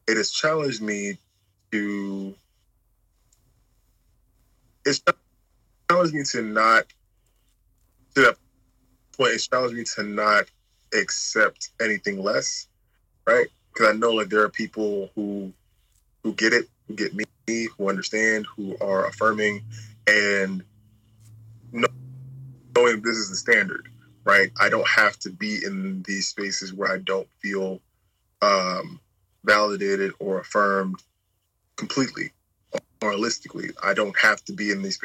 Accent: New York City, New York, United States; I'm from Brooklyn, New York

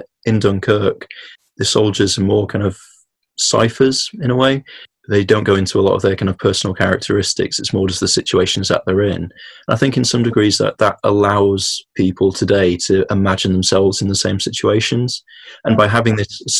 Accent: United Kingdom; us as British people

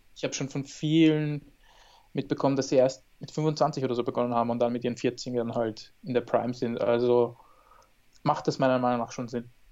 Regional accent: Austria; in Österreich, meiner Heimat

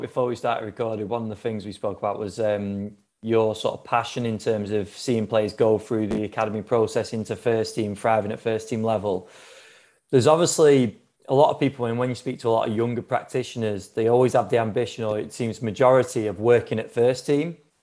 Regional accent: England, United Kingdom; as an Englishman

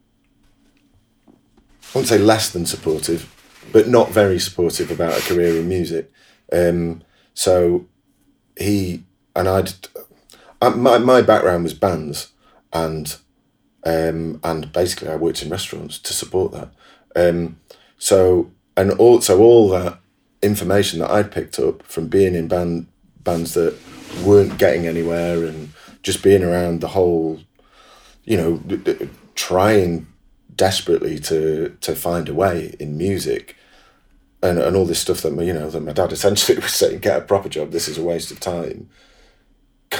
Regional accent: Manchester, North West England, United Kingdom; I'm a Mancunian

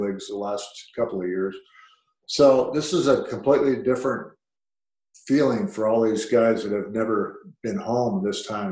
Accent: Southern California, United States; also born or lived in Cedar Rapids, Iowa; moved to Southern California when he was very young, just like I did

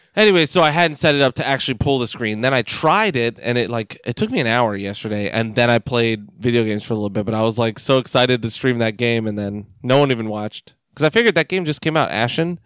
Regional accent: United States; we're American

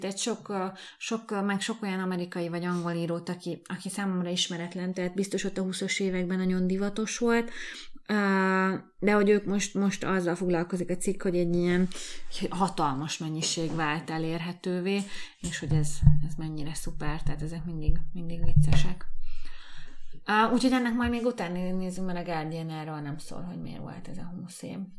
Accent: Hungary; moved away as an adult; now in Budapest, Hungary; mind a ketten egy vidéki városból jöttünk, a Dávid egy nagyobbból, én egy kisebből

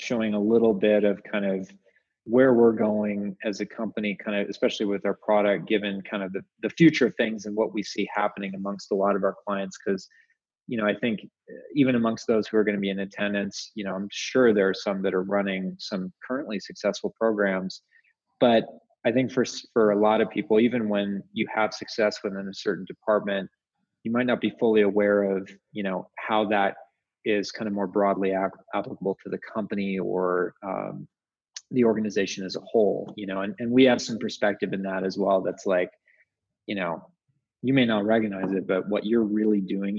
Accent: Seattle, Washington, United States; also born or lived in upstate New York / San Francisco / Utah; now in Salt Lake City, United States; I grew up in Seattle

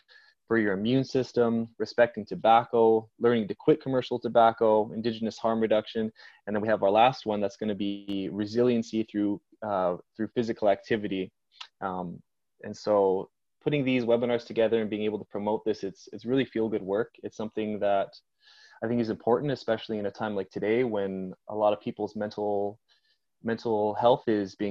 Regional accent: Victoria, British Columbia, Canada; I grew up in Victoria here

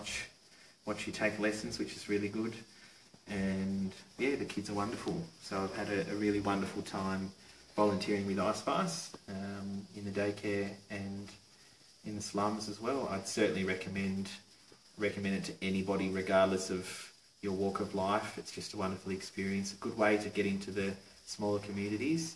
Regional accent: Tasmania, Australia; I'm from Tasmania, Australia.

